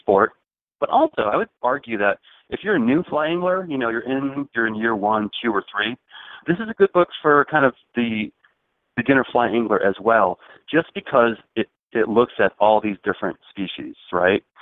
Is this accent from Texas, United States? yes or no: no; Chicago, Illinois, United States; I grew up in Chicago